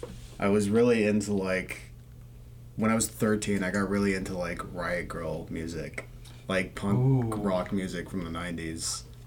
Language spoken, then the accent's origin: English; McKinney, Texas, United States; From McKinney, Texas.